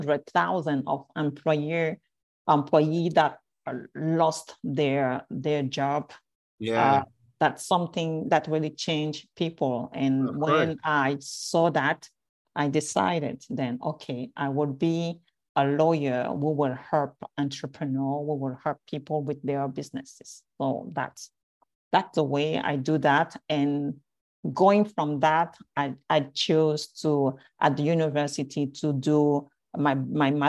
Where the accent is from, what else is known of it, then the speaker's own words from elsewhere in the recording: France; English is a second language; moved away; also born or lived in Cameroon; I'm a Cameroonian, originally from Cameroon. And I grew up in France